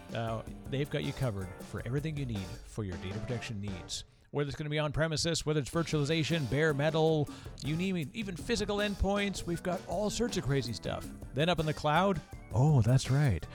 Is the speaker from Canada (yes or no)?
yes; Canada; accent: Canadian; I'm, I'm Canadian, so here I say process and project. part of my strange accent